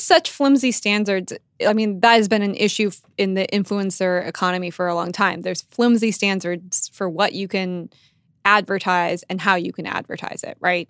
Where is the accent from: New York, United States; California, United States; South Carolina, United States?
California, United States; Silicon Valley; moved away; I'm from Silicon Valley, and my, I have a little brother who's in high school there